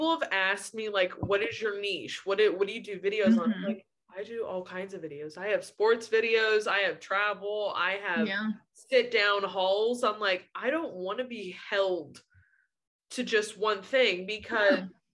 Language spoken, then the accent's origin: English; Wilmington, North Carolina, United States; I grew up in Wilmington. I grew up at Wrightsville Beach